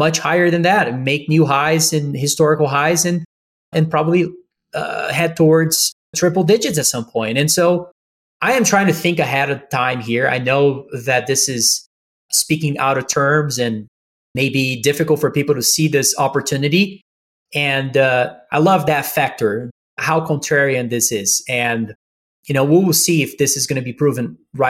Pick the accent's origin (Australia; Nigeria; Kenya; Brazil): Brazil; I am from Brazil